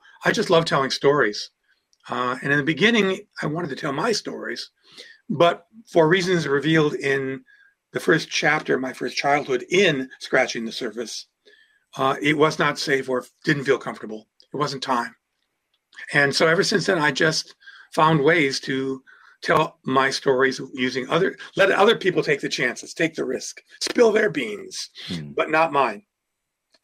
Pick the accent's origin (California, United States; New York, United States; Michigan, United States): Michigan, United States; Detroit; also born or lived in Akron, Ohio / Grosse Pointe, Michigan; now in Ann Arbor, United States; I was born in Akron, Ohio, but my home planet is Detroit.